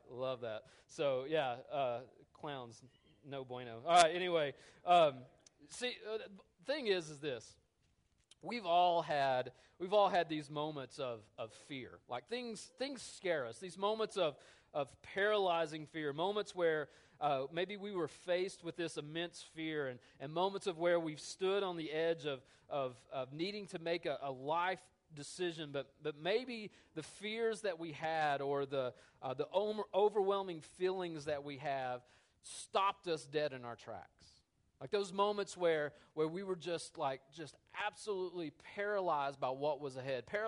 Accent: United States; I'm an American

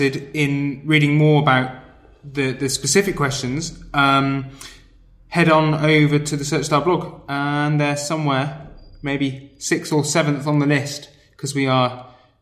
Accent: Wales, United Kingdom; I'm Welsh.

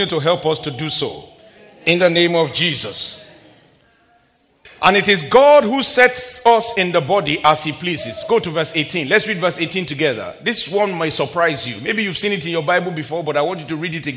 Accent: Nigeria; When I was a little boy growing up in my home country in the very early 70s and late 70s

